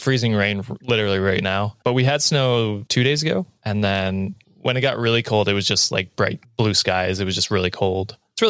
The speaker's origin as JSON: {"language": "English", "country": "Canada", "said": "As a Canadian, I've never done that."}